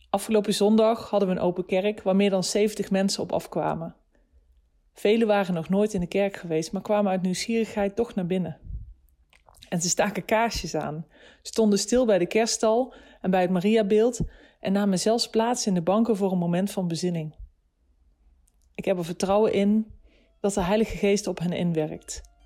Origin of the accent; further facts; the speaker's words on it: Nijmegen, Gelderland, Netherlands; 35 jaar en ik kom uit Nijmegen